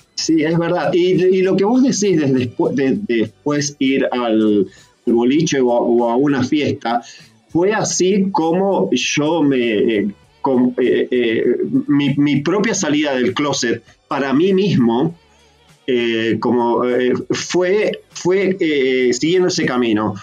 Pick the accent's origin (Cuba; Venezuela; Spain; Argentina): Argentina; San Pedro, Buenos Aires Province; also born or lived in San Martín, Buenos Aires / Santos Lugares, Buenos Aires; now in Australia; me crié en San Pedro, provincia de Buenos Aires